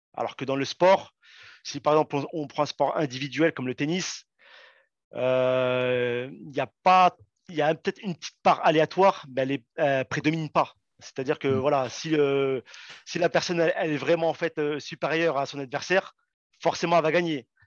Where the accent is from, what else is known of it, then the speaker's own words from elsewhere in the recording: Saint-Étienne, Auvergne-Rhône-Alpes, France; moved away; also born or lived in Paris region; je suis né à Saint-Etienne